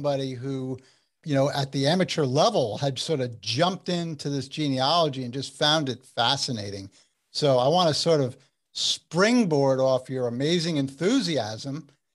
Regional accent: New Jersey, United States; you're a Jersey guy like I am

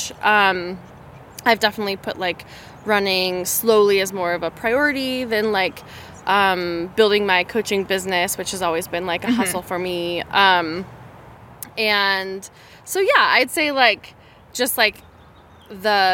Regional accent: Boulder, Colorado, United States; I grew up in the Boulder community

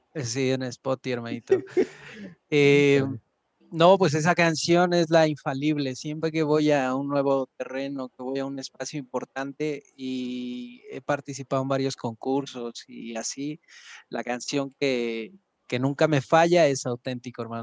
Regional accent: Los Reyes La Paz, State of Mexico, Mexico; soy del oriente del Estado de México, de los Reyes La Paz

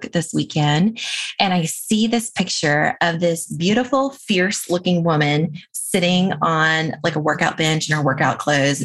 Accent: the American South, United States; moved away; my upbringing as a Southern girl

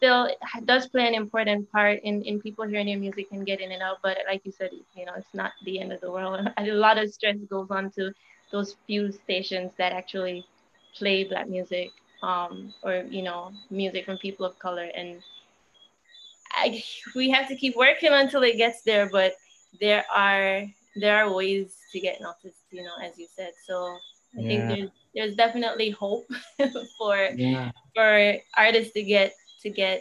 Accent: Jamaica; now in Canada; I'm Jamaican

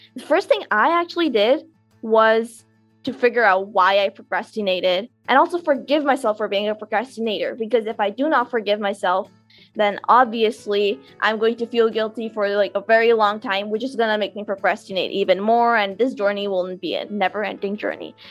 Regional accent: Karachi, Sindh, Pakistan; I'm from Karachi, Pakistan

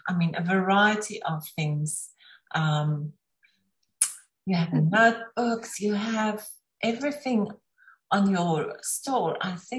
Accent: South Africa; because I'm from South Africa, we know all the crafts and things that this is very common

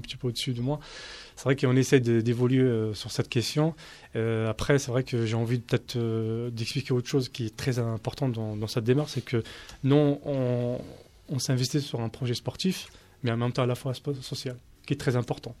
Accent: Paris, Île-de-France, France; je suis parisien de naissance, algérien

